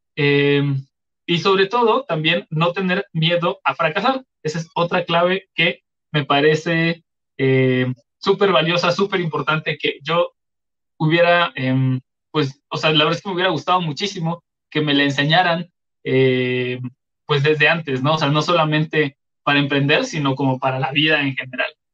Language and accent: Spanish; Chiapas, Mexico; yo soy de Chiapas